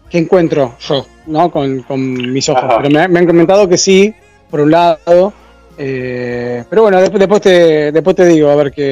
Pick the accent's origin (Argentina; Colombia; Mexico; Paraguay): Argentina; moved away